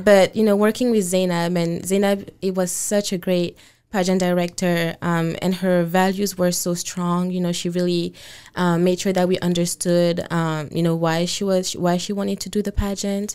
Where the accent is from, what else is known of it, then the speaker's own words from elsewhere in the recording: Côte d’Ivoire; moved away as an adult; also born or lived in Senegal (father's origin); now in Washington, United States; I grew up in the Ivory Coast and I moved here, um, about five years ago, um, mainly to go to college